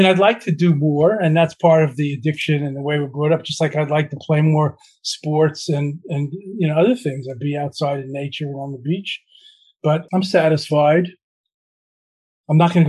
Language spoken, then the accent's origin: English; New York, United States; I come from New York. I have a bit of a New York motor mind, motor mouth.